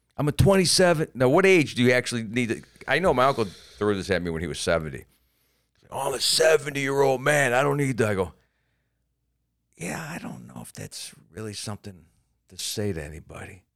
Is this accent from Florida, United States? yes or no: yes; Florida, United States; I'm from Florida and we have the Don't Say Gay Bill